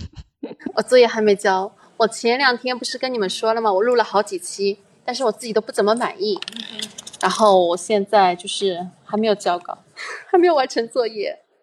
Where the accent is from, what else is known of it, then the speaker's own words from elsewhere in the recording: Madrid, Community of Madrid, Spain; also born or lived in China; 我从小来的城市，第一个城市落脚点就是马德里，然后在这边生活了哦很久